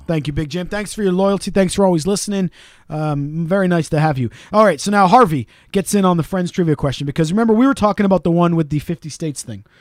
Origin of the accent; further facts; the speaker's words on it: Wales, United Kingdom; We're Welsh.